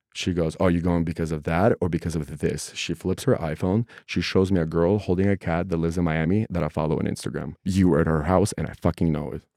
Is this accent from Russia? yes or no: yes; Russia; now in United States; I'm a guy from Russia, immigrant